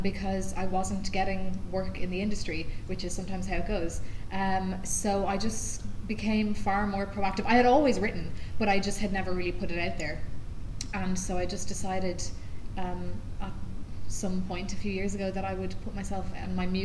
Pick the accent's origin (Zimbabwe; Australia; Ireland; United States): Ireland; moved away as an adult; now in London, United Kingdom; I'm from the south